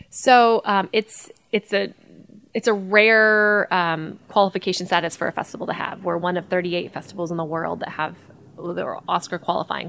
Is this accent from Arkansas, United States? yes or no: yes; Hot Springs, Arkansas, United States; I grew up here in Hot Springs as a runner